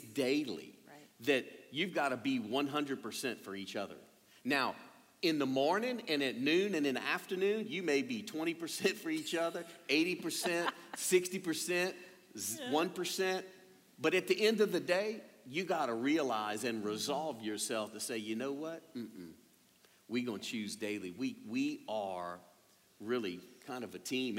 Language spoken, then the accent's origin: English; Louisiana, United States; being a Cajun and born and raised here